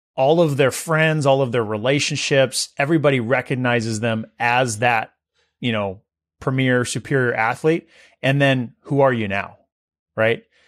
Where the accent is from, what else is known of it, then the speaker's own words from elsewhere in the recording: Visalia, California, United States; Visalia, my hometown where I grew up